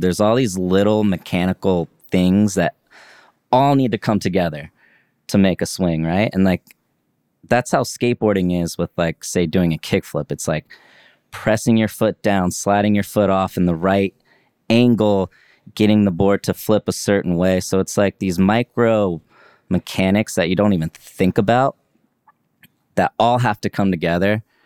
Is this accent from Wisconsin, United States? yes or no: no; Leavenworth, Kansas, United States; my town I grew up in in Leavenworth, Kansas